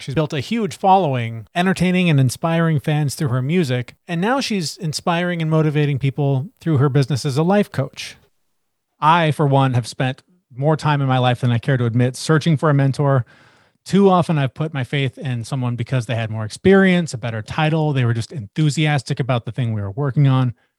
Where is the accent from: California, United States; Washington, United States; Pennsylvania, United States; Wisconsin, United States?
Washington, United States; Seattle; I'm from Seattle. I grew up, like you said, in the grunge era